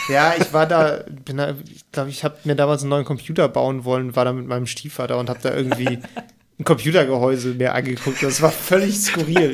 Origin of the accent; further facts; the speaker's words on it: near Cologne, North Rhine-Westphalia, Germany; obwohl ich aus der Nähe von Köln komme